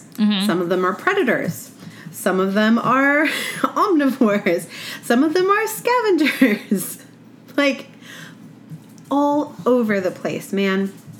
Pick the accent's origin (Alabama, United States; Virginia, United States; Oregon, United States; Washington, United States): Oregon, United States; western; I grew up in Oregon, on the west side of Oregon